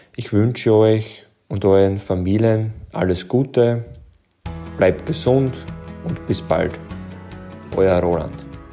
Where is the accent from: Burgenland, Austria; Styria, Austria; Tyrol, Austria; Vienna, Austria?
Burgenland, Austria; accent: Austrian; Wie man unschwer hören kann, bin ich aus Österreich, genauer gesagt aus dem wunderschönen Burgenland